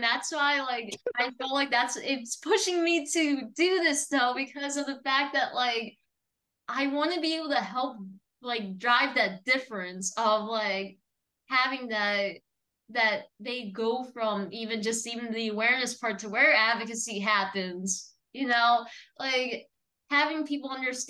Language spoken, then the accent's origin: English; New Jersey, United States; now in Florida, United States; when I was from New Jersey